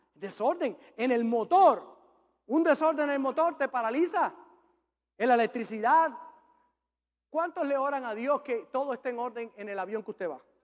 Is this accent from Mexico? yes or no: no; Puerto Rico; yo como buen macho puertorriqueño